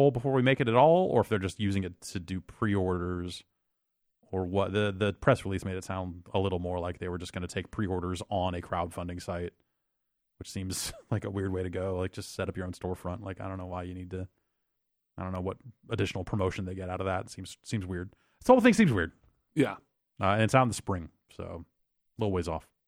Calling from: Palatine, Illinois, United States; from around Chicago ish, I guess.

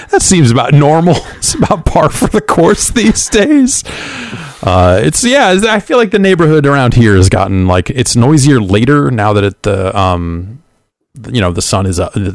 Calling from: San Diego, California, United States; Hi, this is uh … from San Diego.

